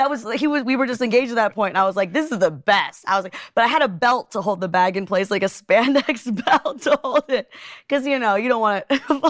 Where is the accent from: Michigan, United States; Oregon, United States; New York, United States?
Michigan, United States; Detroit; No, I grew up in the Detroit area.